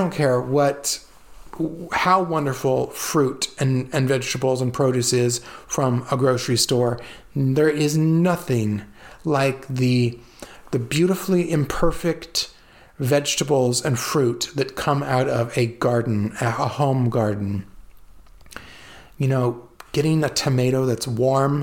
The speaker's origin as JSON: {"language": "English", "region": "California", "country": "United States", "tie": "born or raised there", "also_born_or_lived": "Italy", "said": "growing up in California, in a farming community"}